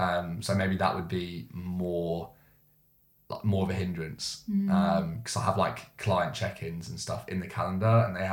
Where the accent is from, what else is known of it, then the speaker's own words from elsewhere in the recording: Bracknell, South East England, United Kingdom; Bracknell? Oh, my hometown.